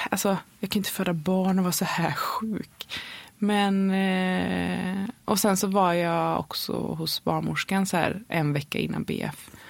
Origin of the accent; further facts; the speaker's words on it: Varberg, Halland County, Sweden; born there; och då, vi är födda i Varberg. Eh, vi bor ju mellan, eh, nu när vi bor i huset så bor vi mellan eh, Göteborg och Varberg.